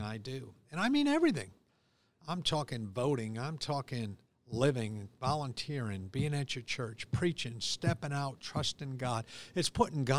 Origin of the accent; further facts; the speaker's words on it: United States; I'm an American